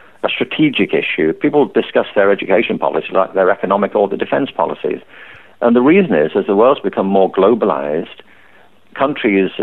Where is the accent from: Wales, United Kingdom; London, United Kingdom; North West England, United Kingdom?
North West England, United Kingdom; Liverpool; I grew up in Liverpool